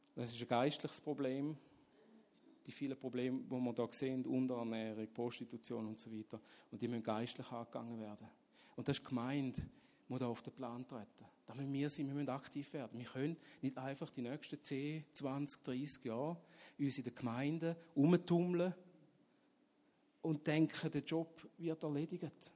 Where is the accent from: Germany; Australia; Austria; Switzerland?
Switzerland; Ich bin in der Schweiz aufgewachsen, und habe das Evangelium nie gehört